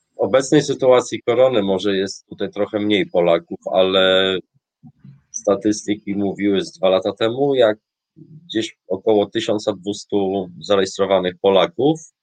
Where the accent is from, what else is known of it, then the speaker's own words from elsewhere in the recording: Polish seaside, Polish coast, Poland; moved away as an adult; now in Tromsø, Norway; pochodzę w Polsce z nadmorza